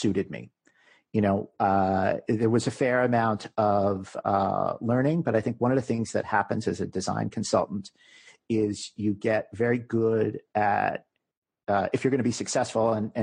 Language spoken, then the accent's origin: English; New York City, New York, United States; We're both from New York. We decided we wanted to move back to New York City.